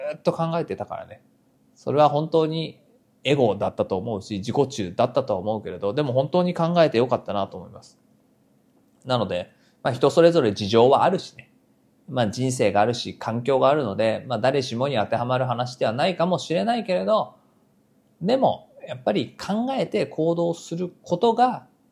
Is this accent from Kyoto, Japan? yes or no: no; Nagoya, Aichi, Japan; moved away as an adult; now in Tokyo, Japan; 名古屋出身